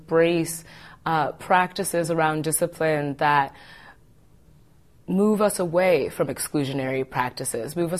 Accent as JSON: {"language": "English", "town": "Madison", "region": "Wisconsin", "country": "United States", "tie": "born or raised there", "said": "I was born and raised in Madison"}